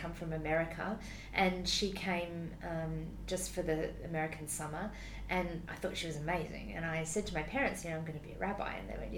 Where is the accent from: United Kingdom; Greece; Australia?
Australia; Adelaide, South Australia; moved away as an adult; now in Sydney, Australia; I grew up in Adelaide and I worked there as a lawyer